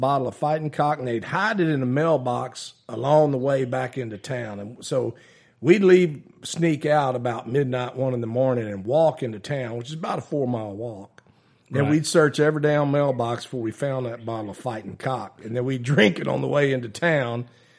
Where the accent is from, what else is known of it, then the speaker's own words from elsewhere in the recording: Minerva, Texas, United States; also born or lived in Taylor, Texas; So growing up in Minerva, Texas